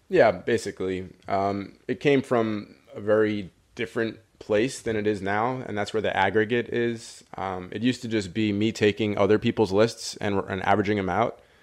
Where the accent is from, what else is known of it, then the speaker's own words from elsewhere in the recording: New York, United States; I grew up in New York